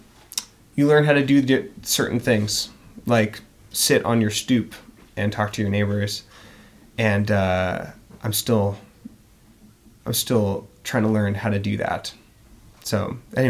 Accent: Oregon, United States; moved away as an adult; now in Philadelphia, United States; our experience growing up in Oregon. Me in the suburbs

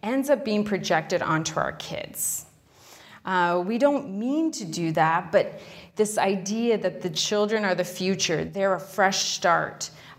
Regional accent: Arizona, United States; now in New York City, United States; I'm from Arizona originally, and my uncle worked the grounds at the biosphere.

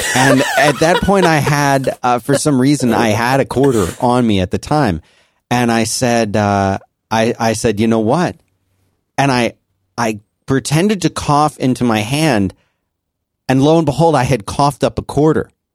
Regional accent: Philadelphia, Pennsylvania, United States; I grew up in Philadelphia

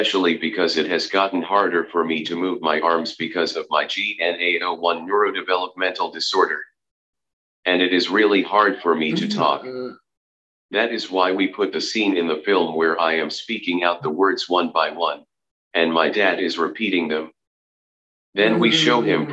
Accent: Concord, New Hampshire, United States; I have lived in Concord, New Hampshire my whole life.

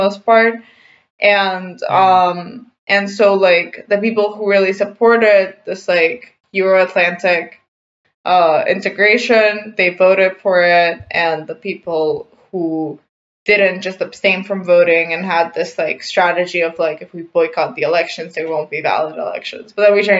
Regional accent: North Macedonia; I'm from North Macedonia

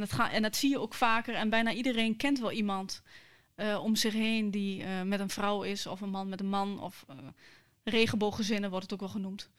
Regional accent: Hengelo, Overijssel, Netherlands; accent: Twents; ik eh, ben in Hengelo geboren

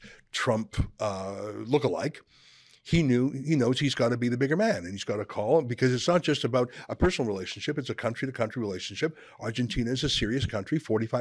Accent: Canada; I'm a Canadian through and through

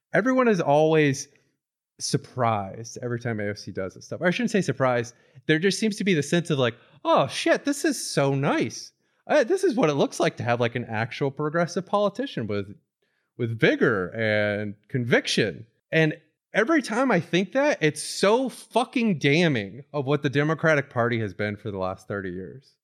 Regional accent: Florida, United States; my childhood growing up in Florida

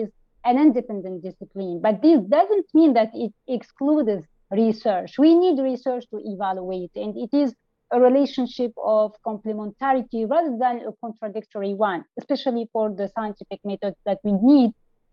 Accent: Tunisia; I am from Tunisia, a young emerging evaluator

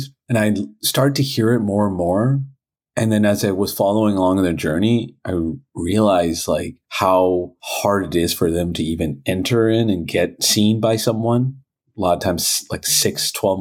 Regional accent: Toronto, Ontario, Canada; I was born and raised in Toronto

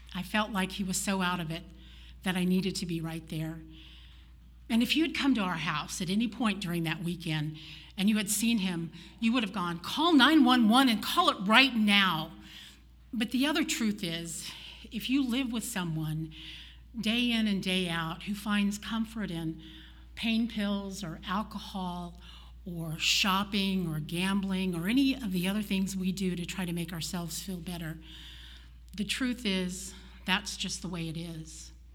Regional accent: Oklahoma, United States; moved away; I'm from Oklahoma

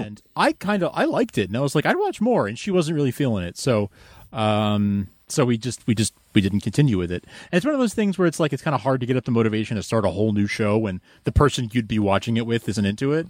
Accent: United States; as an American

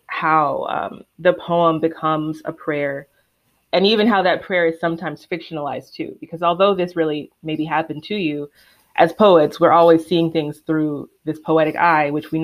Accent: the South, United States; I am from the South and I am Black, but I wasn't raised in the church

